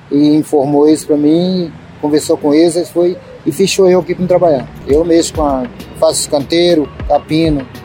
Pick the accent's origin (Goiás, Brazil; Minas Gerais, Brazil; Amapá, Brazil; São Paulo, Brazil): Minas Gerais, Brazil; Montes Claros; Eu sou de Montes Claros. Eu já mexi, eu mexi muito com horta lá. Aí eu vim pra cá e morava na rua aqui